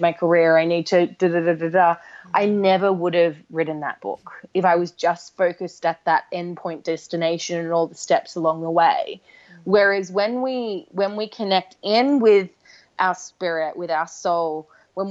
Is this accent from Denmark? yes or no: no; Australia; now in London, United Kingdom; I'm from Australia originally